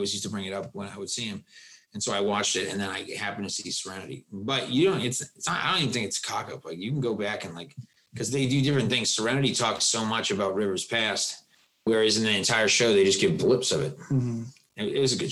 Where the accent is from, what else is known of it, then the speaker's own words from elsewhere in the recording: Vermont, United States; the place where I grew up in Bradbury, Vermont, where I was born